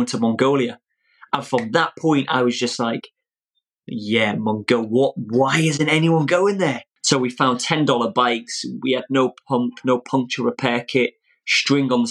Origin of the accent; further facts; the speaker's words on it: Old Colwyn, Wales, United Kingdom; I was raised in Old Colwyn